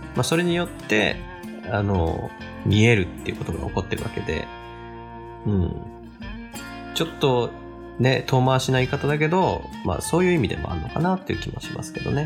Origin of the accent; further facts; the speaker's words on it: Kanagawa, Japan; moved away as an adult; now in Hokkaido, Japan; 僕ももともと神奈川県の生まれなんですけど